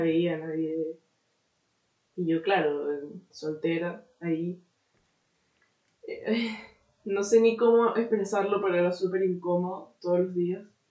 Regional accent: Venezuela; moved away as an adult; also born or lived in Orlando, United States; now in Portugal; soy venezolano

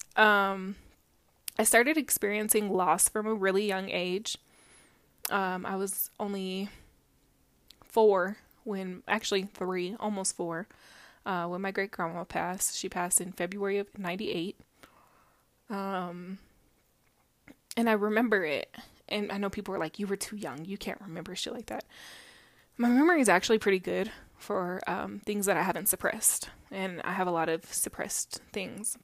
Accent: Denver, Colorado, United States; I am from Mombello, which if you live in Colorado, you know where it is. If you're not, it's Denver, but in a different area.

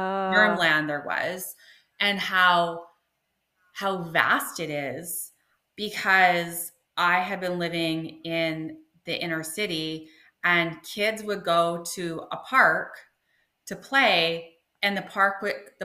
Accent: British Columbia, Canada; also born or lived in Taiwan; I grew up in BC

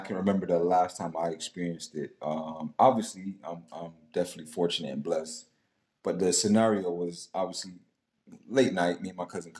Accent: the South, United States; So I grew up in the South, like not the deep South, but I grew up in the South.

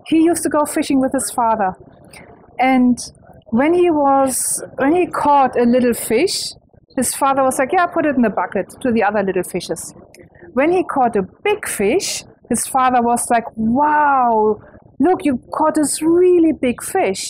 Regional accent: Germany; English is a second language; moved away as an adult; now in Australia; I am German, though. That's what you most probably wonder about my accent. But I live in Australia for a very long time.

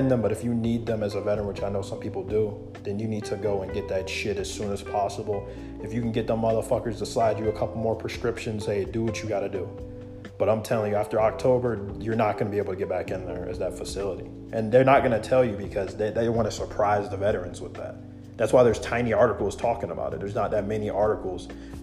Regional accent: United States

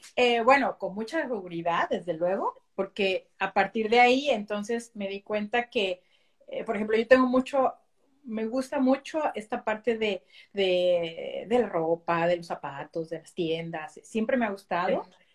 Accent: Mexico City, Mexico; first language Spanish; moved away as an adult; now in Belgium; soy original de México. Yo nací en la Ciudad de México.

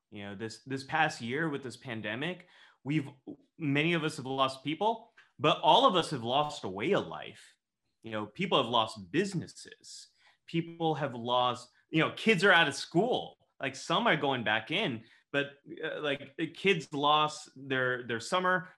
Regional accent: Northern California, United States; I grew up in Northern California

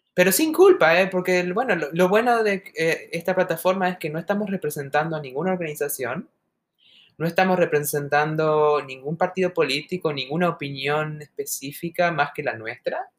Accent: Argentina; now in United States; esas argentinas como nosotras

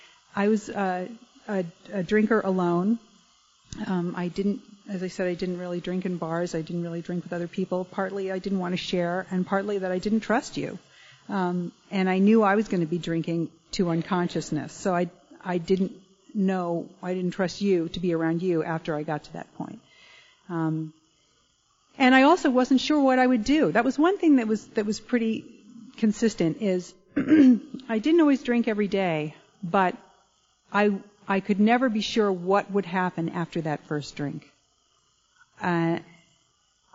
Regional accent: Connecticut, United States; I grew up in Connecticut

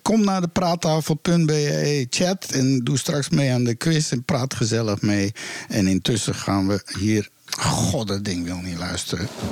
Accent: Amsterdam, North Holland, Netherlands; Zo ben ik in Amsterdam geboren

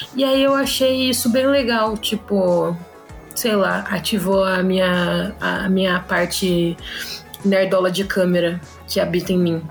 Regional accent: Sorocaba, São Paulo, Brazil; sou de Sorocaba

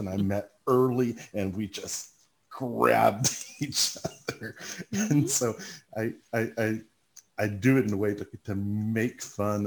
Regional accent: Seattle, Washington, United States; I grew up in Seattle

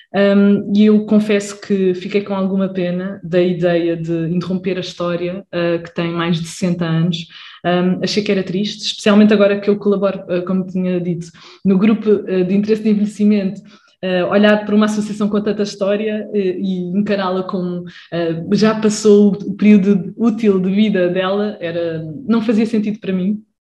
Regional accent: Lisbon area, Portugal; sou da zona de Lisboa também

